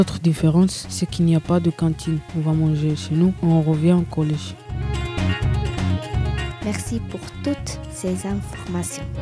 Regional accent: Kenitra, Rabat-Salé-Kénitra, Morocco; also born or lived in Spain; Je viens d'Espagne, mais je suis d'origine marocaine. C'est où le Maroc Le Maroc est un pays d'Afrique du Nord. Il est juste en dessous de l'Espagne. Tu viens d'où au Maroc Je viens de Kenitra.

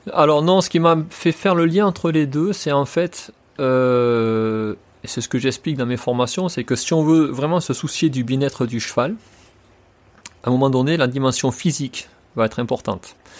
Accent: France; je suis français

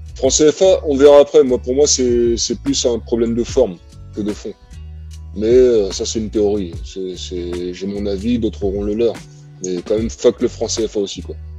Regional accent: Cameroon; je suis pas algérien, moi, je suis camerounais

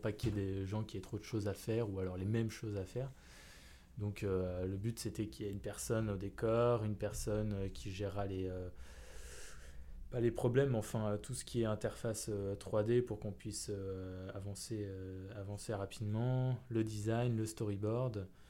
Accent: Paris, Île-de-France, France; je suis né à Paris. J'ai euh, grandi à Paris, j'ai pas bougé euh, de cette ville.

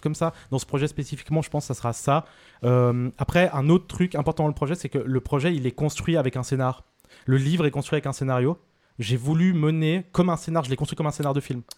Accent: Vevey, Vaud, Switzerland; je viens de Vevey, je suis né à Vevey.

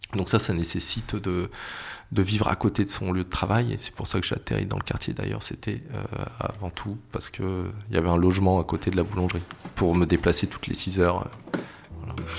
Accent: Paris, Île-de-France, France; en tant que Parisien

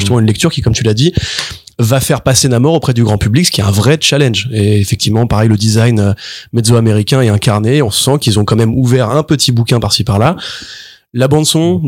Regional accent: France; en tant que Français

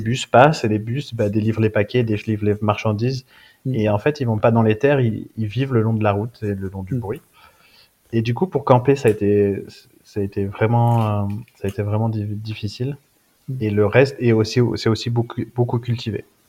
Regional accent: Briançon, Provence-Alpes-Côte d'Azur, France; also born or lived in Louvain-la-Neuve, Belgium; je suis euh, briançonnais, je viens de Briançon dans les, euh, dans les Hautes-Alpes. Donc euh, petite, petite ville près des stations de ski, j'ai grandi là-bas

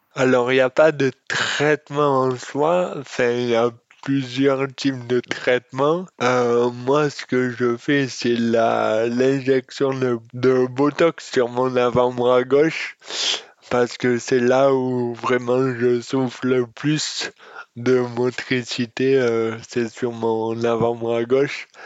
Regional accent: Auriol, Provence-Alpes-Côte d'Azur, France; Oriol, qui est ma ville natale

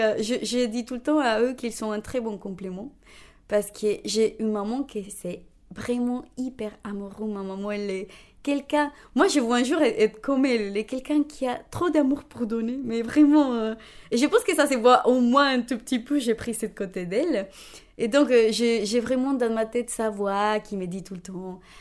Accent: Bogotá, Bogotá Capital District, Colombia; French is a second language; moved away as an adult; now in Rennes, France; Je suis née à Bogota, donc la capitale de la Colombie

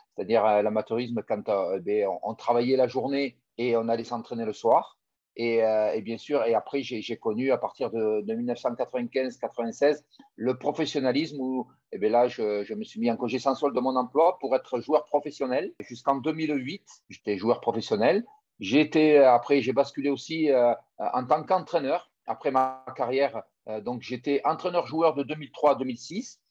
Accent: Tarbes, Occitania, France; moved away; also born or lived in Toulon; je suis natif de Tarbes

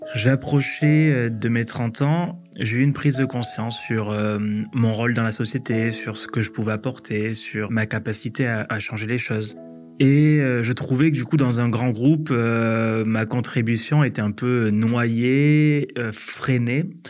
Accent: Hérault valley, Occitania, France; moved away as an adult; also born or lived in Paris; moi, je suis originaire de la vallée de l'Hérault, donc c'est en Occitanie, j'ai quitté du coup ma région euh, natale pour euh, mes études

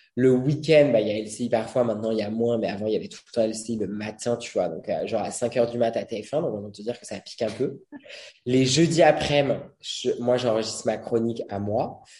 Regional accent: Brittany, France; moved away; je suis breton j'y retourne assez souvent

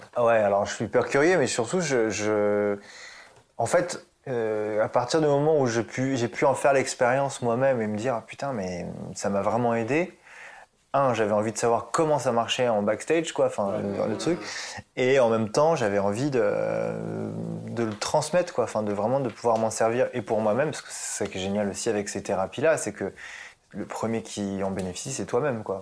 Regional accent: Évry, Île-de-France, France; also born or lived in Puteaux; je suis né à Puteaux, donc dans le 92. Ah. Et en fait, on est parti très très vite euh, vers Évry-Corbeil dans le 91. Et en fait, c'est vraiment là-bas que j'ai grandi.

